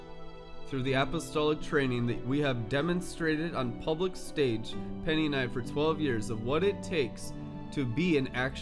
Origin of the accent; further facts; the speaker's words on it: Seattle, Washington, United States; also born or lived in California; now in Twin Cities, United States; I grew up in Seattle and California